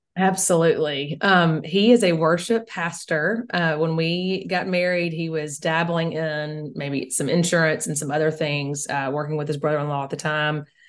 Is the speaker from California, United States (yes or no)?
no; Mississippi, United States; we are also in a, a very small town in in Mississippi.